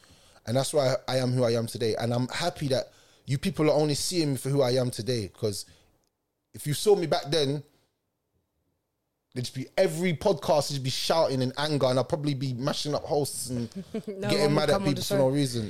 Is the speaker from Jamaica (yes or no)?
yes; Jamaica; So things that I'll say to you will burn your skin because I'm Jamaican and I've got that fire in my belly